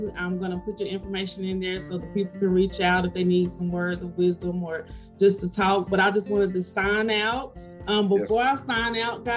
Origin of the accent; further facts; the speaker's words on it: Salisbury, United States; I'm from Salisbury